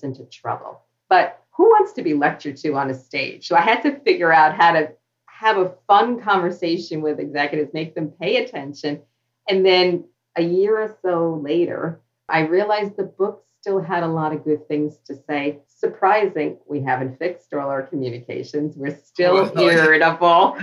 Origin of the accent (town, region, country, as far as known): New York City, New York, United States; born or raised there; accent: New York